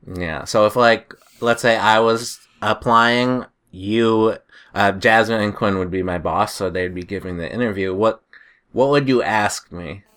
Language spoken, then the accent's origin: English; New Hampshire, United States; I'm from New Hampshire.